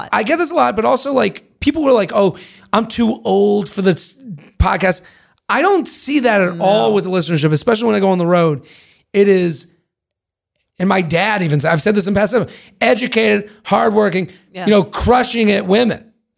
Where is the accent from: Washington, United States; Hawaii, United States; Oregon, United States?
Washington, United States; also born or lived in Los Angeles; I was living in LA for the last 5 years and recently moved back to my hometown in Washington State. Roughly 400,000 people, where the median income is about 50K a year.